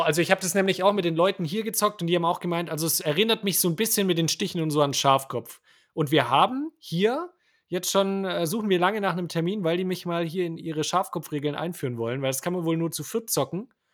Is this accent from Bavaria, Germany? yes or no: yes; Bavaria, Germany; bei uns in Bayern